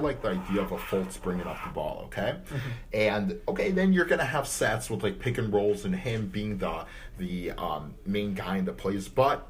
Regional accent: Cleveland, Ohio, United States; I'm from Cleveland.

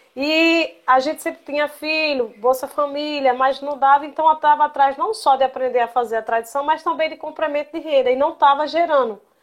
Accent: Glória do Goitá, Pernambuco, Brazil; meu primeiro contato com o Mamulengo foi quando eu era criança, aqui em Glória do Goitá

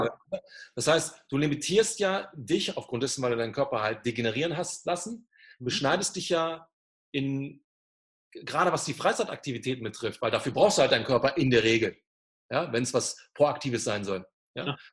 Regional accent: Germany; da war ich der einzige Deutsche

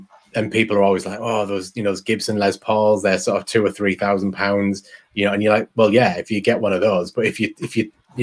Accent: England, United Kingdom; I'm English and I'm a bit fast and mumbly

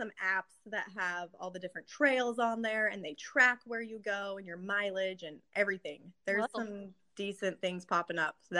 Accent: Riverton, Utah, United States; moved away as an adult; I grew up in Riverton.

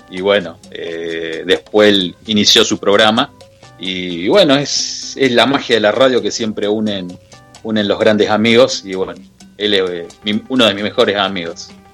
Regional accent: Argentina

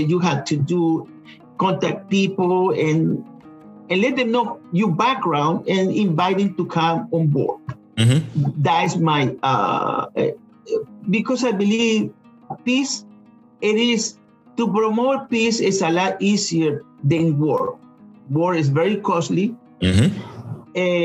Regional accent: Chile; English is a second language; now in Georgia, United States; I'm originally from Chile

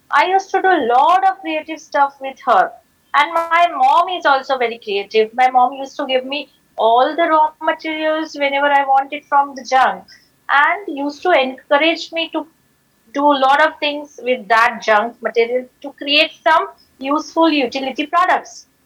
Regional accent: Nagpur, Maharashtra, India; also born or lived in Ahmedabad; I started a company called as Dream Decoration in my hometown, Nagpur.

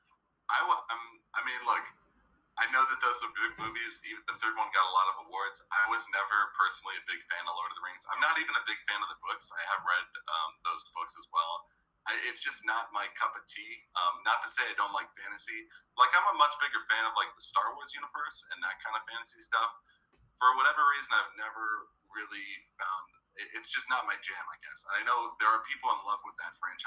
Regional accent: East Coast, New York, United States; growing up on the East Coast.

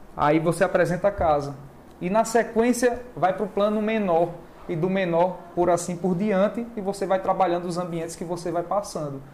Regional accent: Maceió, Alagoas, Brazil; also born or lived in Pernambuco / Bahia; now in Fortaleza, Brazil; Eu sou alagoano, nasci em Maceió. E depois morei em Pernambuco, morei na Bahia. Aí tô aqui agora.

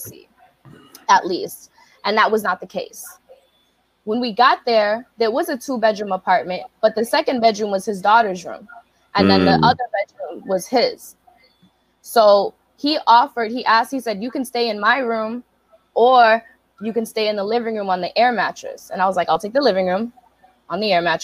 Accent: Brockton, Massachusetts, United States; moved away as an adult; also born or lived in San Diego, California; I'm from Brockton, Massachusetts. I'm from the hood

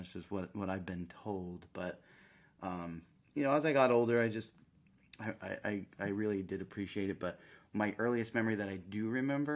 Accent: Central Florida, United States; I grew up in Central Florida

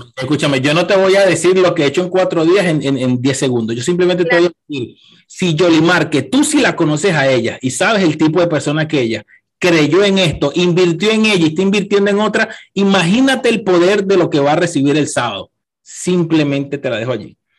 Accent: Venezuela; moved away; yo no volviera a Venezuela a vivir

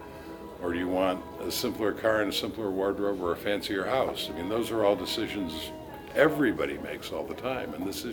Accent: United States; I'm an American

